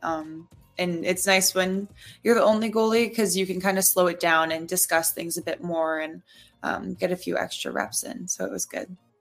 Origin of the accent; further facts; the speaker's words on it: Bowmanville, Ontario, Canada; moved away as an adult; now in Ottawa, Canada; Bowmanville was our home base for the last 24 years